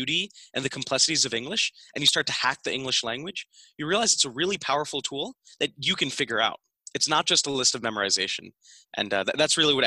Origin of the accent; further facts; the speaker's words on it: Philadelphia, Pennsylvania, United States; I grew up here and I spent basically from first grade all the way up until I went to college right here in Pennsylvania.